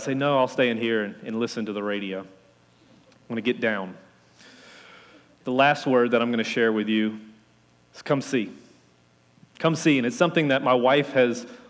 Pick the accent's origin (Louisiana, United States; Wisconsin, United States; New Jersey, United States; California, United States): Louisiana, United States; accent: Cajun; being a Cajun from Louisiana